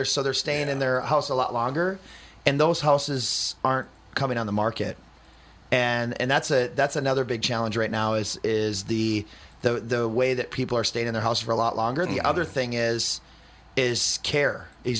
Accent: Fridley, Minnesota, United States; Like, I mean, I'm from Fridley and you know, we had a 1400 square foot house for five of us and we made it work.

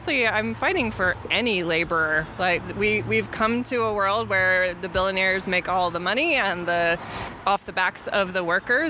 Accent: Bay Area, California, United States; I actually live in the Bay Area. I'm from the Bay Area.

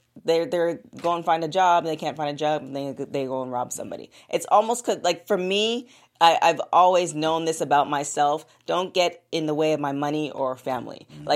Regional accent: Canada; I'm Canadian.

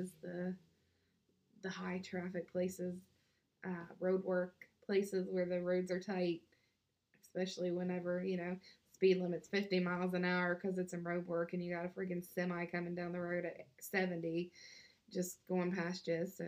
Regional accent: West Virginia, United States; we're from West Virginia. I mean, we grew up eating dirt

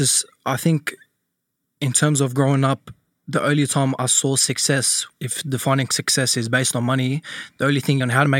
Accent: Cabramatta, New South Wales, Australia; I lived all over, different housing commissions and that. But at the start, when my mum and dad were together, it was out in Cabramatta.

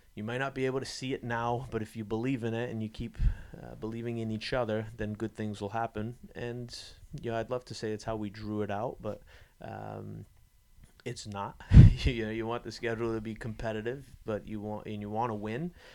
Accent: New England, United States; I was born and raised in New England

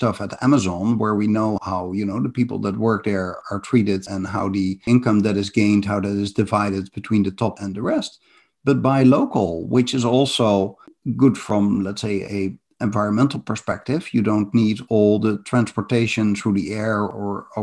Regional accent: Netherlands; I come from the Netherlands, where my house is below sea level.

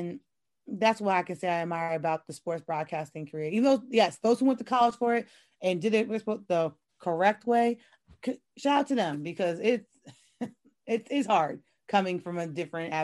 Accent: New York, United States; moved away; I'm originally from New York. So my family was really heavy into our New York sports

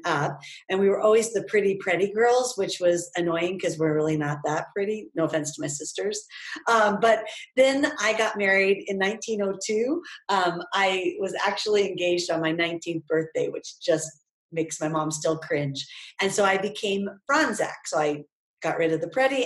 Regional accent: Idaho, United States; moved away as an adult; also born or lived in Oregon; now in Ohio, United States; I grew up in the West. So I grew up in Idaho

